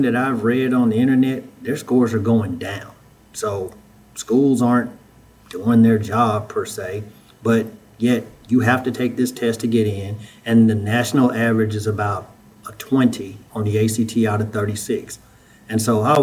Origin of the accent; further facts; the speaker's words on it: Huntsville, Alabama, United States; moved away as an adult; also born or lived in Memphis, Tennessee; I'm originally from Huntsville, Alabama. I was born and raised there